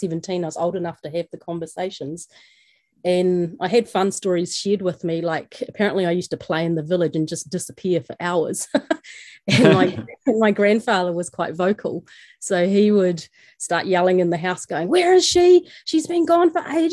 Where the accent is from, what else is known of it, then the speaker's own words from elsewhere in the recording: New Zealand; also born or lived in Gujarat, India (ancestral); I was born here